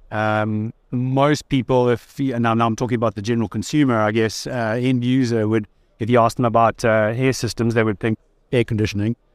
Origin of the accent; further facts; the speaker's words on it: Durban, KwaZulu-Natal, South Africa; moved away as an adult; also born or lived in China; now in Kuala Lumpur, Malaysia; from the East Coast, uh, from the surfing city of Durban. Um, that's where I grew up, and uh, yeah, I moved over to China in uh, about 2007. So I've been in the Asia Pacific region since then